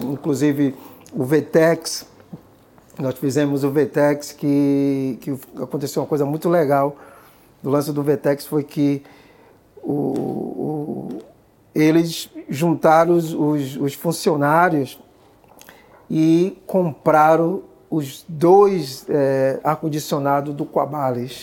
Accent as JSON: {"language": "Portuguese", "town": "Salvador", "region": "Bahia", "country": "Brazil", "tie": "born or raised there", "moved": "yes", "lives_now": "New York, United States", "said": "Nordeste Amaralina, que é o bairro onde eu fui criado"}